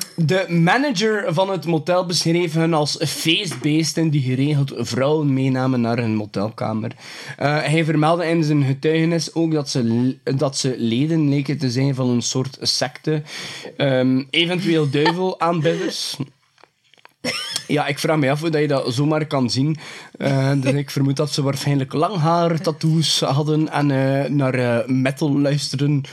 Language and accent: Dutch; West Flanders, Belgium; bij ons in West-Vlaanderen